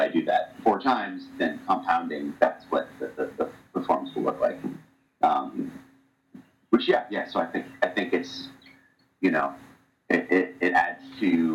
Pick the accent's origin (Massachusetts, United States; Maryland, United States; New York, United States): Massachusetts, United States; Medfield; I grew up in the Boston area, a little town called Medfield